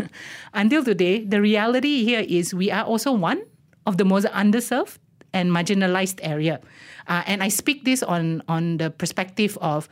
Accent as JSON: {"language": "English", "town": "Baram", "region": "Sarawak", "country": "Malaysia", "said": "So first and foremost, I am Indigenous as well. I come from Baram."}